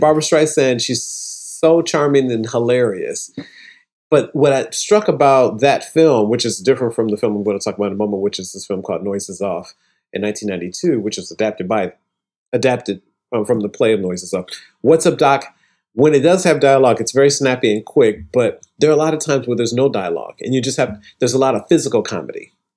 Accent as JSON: {"language": "English", "town": "Toledo", "region": "Ohio", "country": "United States", "tie": "born or raised there", "also_born_or_lived": "Atlanta", "moved": "as an adult", "lives_now": "New York, United States", "said": "It's my home, in my hometown, Toledo, Ohio."}